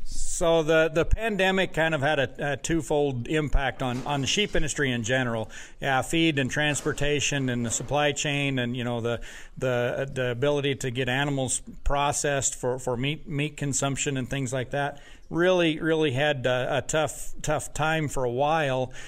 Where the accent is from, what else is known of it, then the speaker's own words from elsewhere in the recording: Wyoming, United States; moved away as an adult; now in Wisconsin, United States; I grew up in Wyoming where the sheep industry was was large